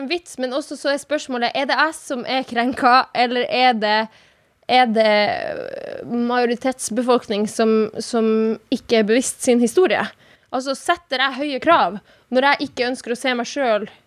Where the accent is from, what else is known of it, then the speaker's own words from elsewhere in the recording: Norway; first language Sami; Norwegian is a second language; hvis jeg lager samisk musikk, som er mitt morsmål, så blir jo det ansett som en politisk statement.